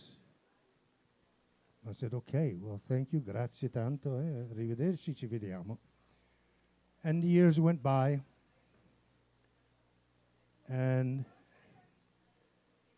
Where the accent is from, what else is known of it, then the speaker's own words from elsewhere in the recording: Italy; I'm Italian